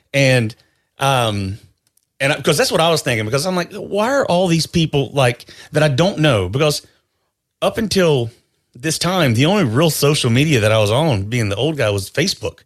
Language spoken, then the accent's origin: English; North Carolina, United States; grew up in North Carolina